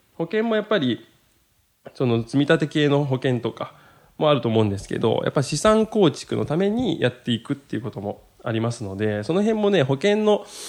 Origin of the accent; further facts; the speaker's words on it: Maizuru, Kyoto, Japan; 僕と同じ京都出身でですね